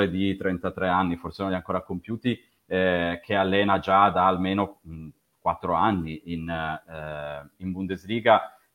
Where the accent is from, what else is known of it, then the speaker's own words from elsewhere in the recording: Turin, Piedmont, Italy; accent: Piedmontese; sono di Torino